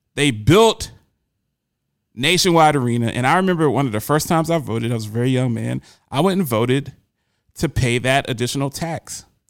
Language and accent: English; Columbus, Ohio, United States; growing up in Columbus, Ohio